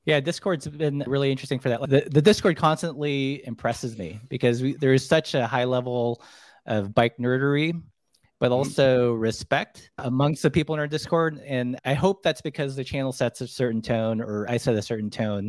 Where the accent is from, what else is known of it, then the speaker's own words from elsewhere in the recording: Glendale, California, United States; also born or lived in Philippines / Long Beach, California / Portland; now in Missoula, United States; I was born in the Philippines. We immigrated here when I was really young. So for the most part, you know, grew up in Southern California, like Glendale, Burbank.